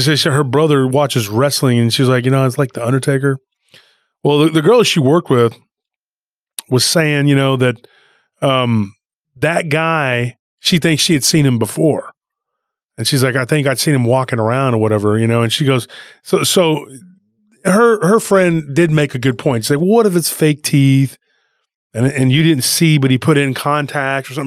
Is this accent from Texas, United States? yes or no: yes; Taylor, Texas, United States; Lockhart kinda has a friendly rivalry with my hometown, Taylor